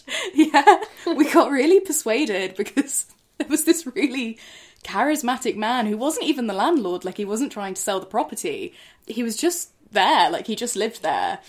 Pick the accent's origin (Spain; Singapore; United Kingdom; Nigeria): United Kingdom; Oxford, South East England; I'm from Oxford